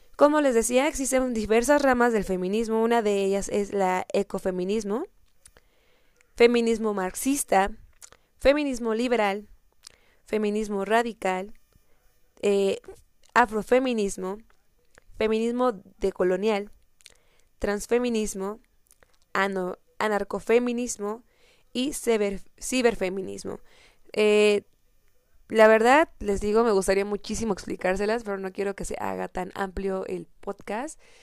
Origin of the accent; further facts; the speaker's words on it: Mexico; al menos en mi país, en México